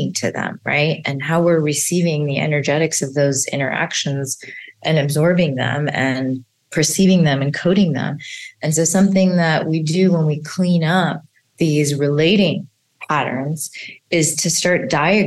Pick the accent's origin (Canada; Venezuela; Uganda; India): India; as an Indian mother